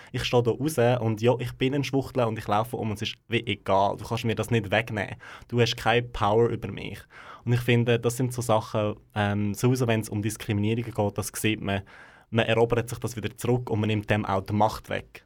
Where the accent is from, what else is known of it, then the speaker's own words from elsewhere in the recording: Gränichen, Aargau, Switzerland; dort, wo ich aufgewachsen bin, im Aargau, in Grenichen bin ich aufgewachsen, also gerade ganz nah von Aarau.